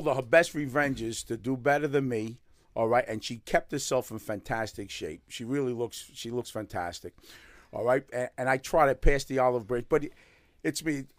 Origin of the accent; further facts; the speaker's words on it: New York City, New York, United States; I'm a Bronx New Yorker, born and bred in the Bronx